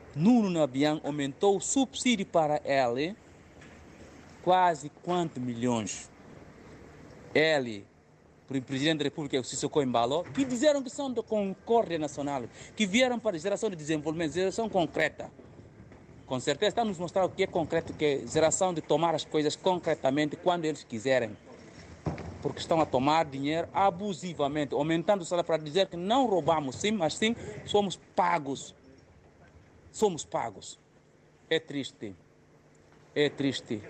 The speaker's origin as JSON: {"language": "Portuguese", "country": "Guinea-Bissau", "moved": "yes", "lives_now": "Portugal", "said": "Nós, enquanto guineenses"}